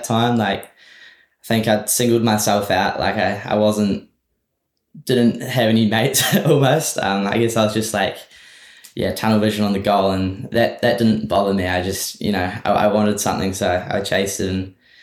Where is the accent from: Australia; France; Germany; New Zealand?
New Zealand; I've always lived in New Zealand my whole life